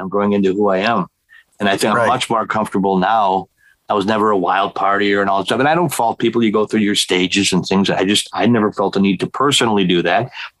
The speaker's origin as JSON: {"language": "English", "town": "Milwaukee", "region": "Wisconsin", "country": "United States", "tie": "born or raised there", "said": "when I was a kid, I grew up in Milwaukee"}